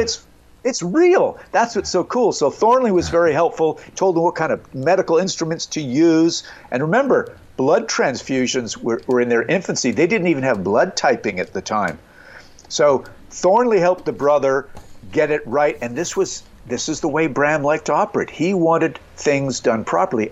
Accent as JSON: {"language": "English", "town": "Montreal", "region": "Quebec", "country": "Canada", "tie": "born or raised there", "said": "growing up in Montreal, Canada"}